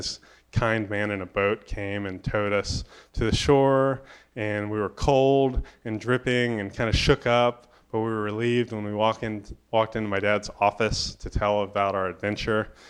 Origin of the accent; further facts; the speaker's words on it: Daytona Beach, Florida, United States; growing up in Daytona Beach, Florida